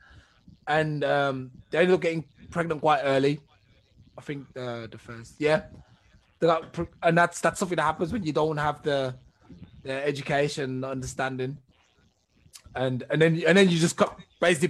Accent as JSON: {"language": "English", "region": "England", "country": "United Kingdom", "said": "I'm from England."}